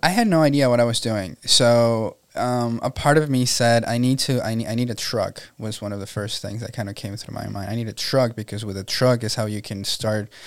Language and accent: English; Venezuela; moved away as an adult; now in Tampa, United States; I was born and raised in Venezuela, Venezuela, and um, I came here April 10 of 2011